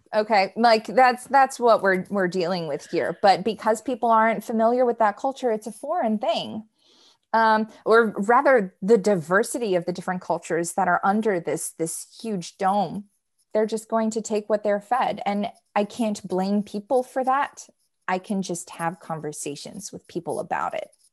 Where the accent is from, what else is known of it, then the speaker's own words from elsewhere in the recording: United States; me being an American